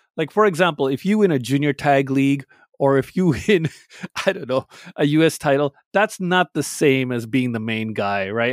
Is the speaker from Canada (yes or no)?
yes; Canada; I'm Canadian with a Pakistani background.